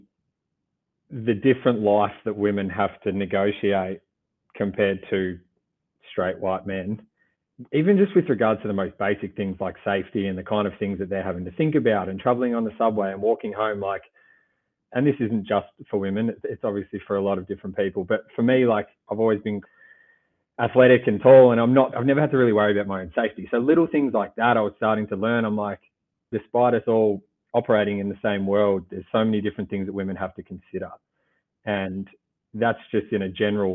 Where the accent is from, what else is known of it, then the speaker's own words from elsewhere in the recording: Gippsland, Victoria, Australia; I grew up in a country town down in Gippsland, 2 hours from Melbourne